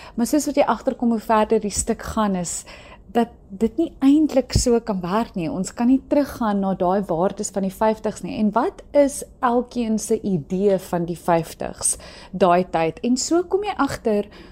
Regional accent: South Africa; as Suid-Afrikaners

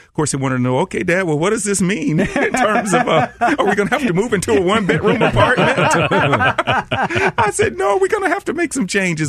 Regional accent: Atlanta, Georgia, United States; also born or lived in New York; So when my career was over, I moved back to Atlanta, which is my hometown

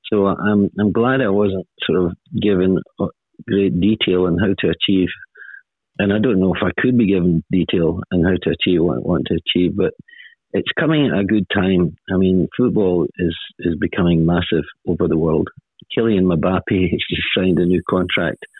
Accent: Scot, Scotland, United Kingdom; moved away as an adult; now in Australia; I've got the strange accent, I've been here since 1975, and I passed my citizenship only just. So I'm an Aussie as well as part Scot

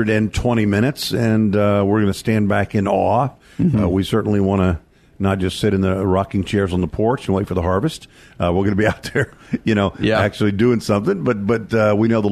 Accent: Texas, United States; my home state of the great state of Texas

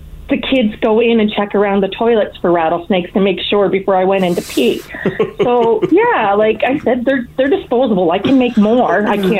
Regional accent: New Brunswick, Canada; moved away as an adult; Anyway, so we're originally from New Brunswick.

